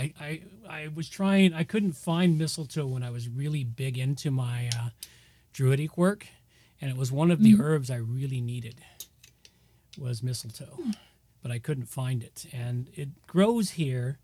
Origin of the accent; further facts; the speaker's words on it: California, United States; moved away; I grew up in California